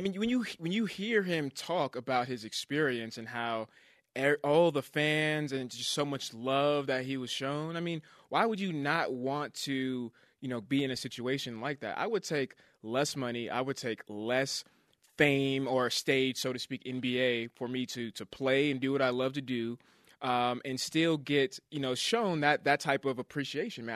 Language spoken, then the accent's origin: English; California, United States; now in Utah, United States; Growing up in California